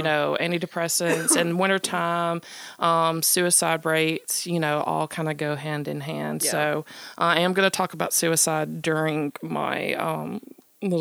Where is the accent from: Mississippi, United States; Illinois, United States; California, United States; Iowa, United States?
Mississippi, United States; Mississippi, my home state